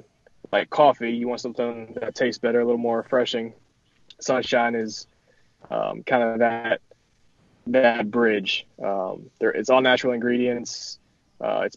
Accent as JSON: {"language": "English", "town": "Winston-Salem", "region": "North Carolina", "country": "United States", "tie": "born or raised there", "said": "a Winston-Salem company, which is my hometown"}